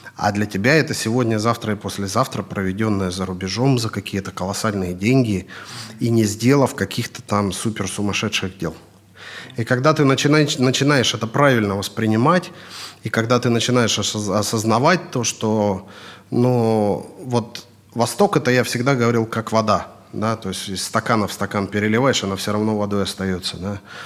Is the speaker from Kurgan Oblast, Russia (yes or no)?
yes; Kurgan, Kurgan Oblast, Russia; moved away as an adult; also born or lived in Yekaterinburg / Moscow; now in United Arab Emirates; Я в России вообще, я из города Курган